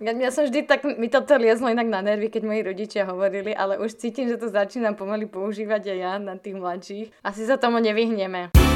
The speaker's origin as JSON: {"language": "Slovak", "town": "Malacky", "region": "Bratislava Region", "country": "Slovakia", "said": "My sme z Malaciek"}